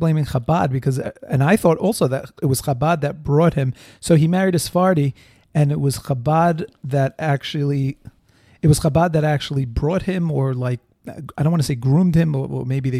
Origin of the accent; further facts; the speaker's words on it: New York, United States; We're from New York. And AOC is like representing us. Well, not our district or anything